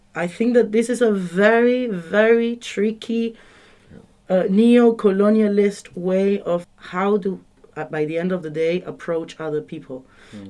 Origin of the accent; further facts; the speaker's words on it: Argentina; moved away; I come from Argentina